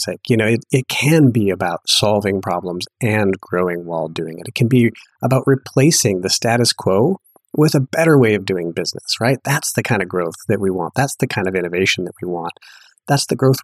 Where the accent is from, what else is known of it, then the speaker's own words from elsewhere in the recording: Duluth, Minnesota, United States; moved away as an adult; also born or lived in Madison, Wisconsin / New York / Boulder; I actually grew up in Duluth, Minnesota